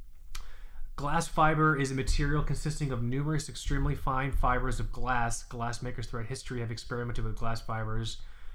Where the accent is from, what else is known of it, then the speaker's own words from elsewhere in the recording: Florida, United States; I'm from Florida